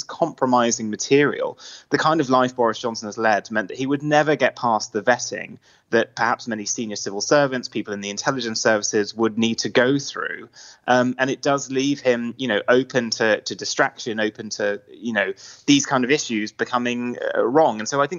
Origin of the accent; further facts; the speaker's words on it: Luxembourg; also born or lived in Jersey; I'm Irish Scottish, but I wasn't raised in the UK. I was kind of raised in Luxembourg and Jersey.